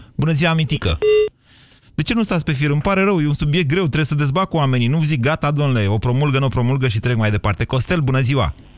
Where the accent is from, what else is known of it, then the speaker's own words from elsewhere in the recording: Oltenia, Romania; eu sunt din, nu de la Dăbuleni, dar sunt din Oltenia, în copilărie, vă rog să mă credeți că niște ani de zile am vândut lubenite în piață